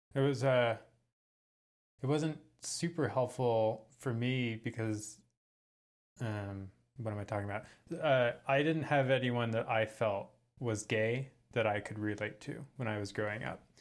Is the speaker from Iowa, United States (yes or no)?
no; San Francisco, California, United States; moved away; I'm from San Francisco, um, but now I live in my van full-time.